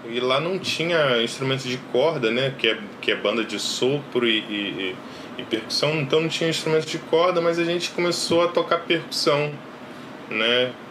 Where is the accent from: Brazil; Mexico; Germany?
Brazil; Cordeiro, Rio de Janeiro; A gente vem de Cordeiro, né? Cordeiro é interior do Rio de Janeiro.